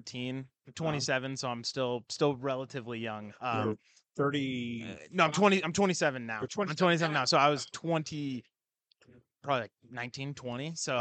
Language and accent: English; Spokane, Washington, United States; Spokane, Washington.